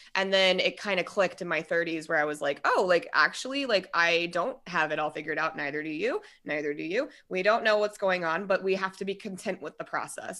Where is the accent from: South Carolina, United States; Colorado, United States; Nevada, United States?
Colorado, United States; Denver; also born or lived in Minnesota; That's what brought us to Colorado